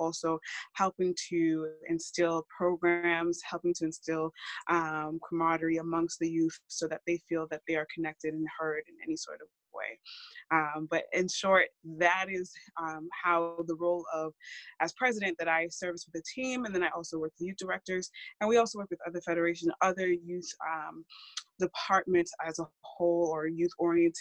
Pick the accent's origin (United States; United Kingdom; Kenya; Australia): United States; Massachusetts; I am born and raised in Massachusetts